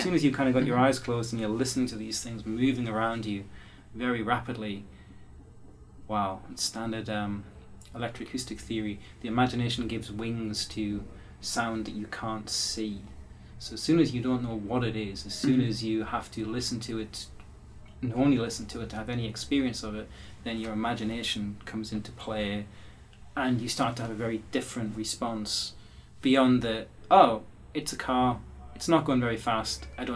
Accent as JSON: {"language": "English", "region": "England", "country": "United Kingdom", "said": "I'm English"}